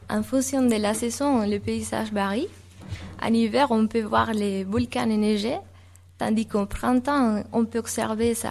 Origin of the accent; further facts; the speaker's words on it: Canary Islands, Spain; born there; Je suis née à Tenerife, l'île la, plus grande de l'archipel.